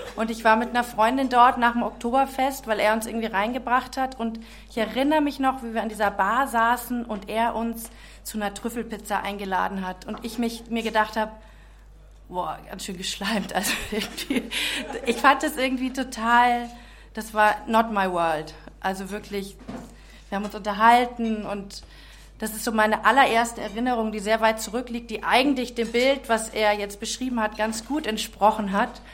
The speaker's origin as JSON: {"language": "German", "country": "Czechia", "tie": "born or raised there", "also_born_or_lived": "Munich, Germany", "moved": "yes", "lives_now": "Augsburg, Germany", "said": "Ich bin in München geboren, mhm. echte Münchnerin, bin aber dann in Tschechien aufgewachsen"}